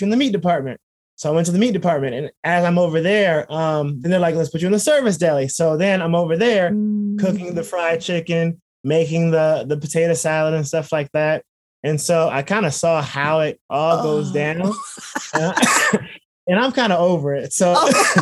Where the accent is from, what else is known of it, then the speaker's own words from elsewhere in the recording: Los Angeles, California, United States; also born or lived in Inglewood, California; We started off in Inglewood on Glasgow, somewhere around there near Randy's Donuts. And then we started going more and more west. So we went from Inglewood